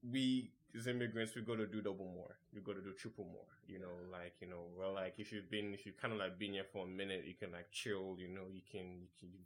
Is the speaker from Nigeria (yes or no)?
yes; Nigeria; I was born in Nigeria